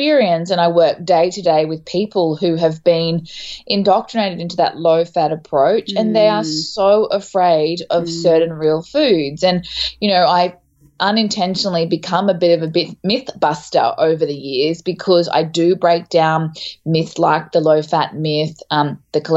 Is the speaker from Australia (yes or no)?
yes; Townsville, Queensland, Australia; moved away as an adult; also born or lived in Melbourne; I'm from Townsville in North Queensland. So I actually spent a lot of time up your way, but I moved to Melbourne when I was 21.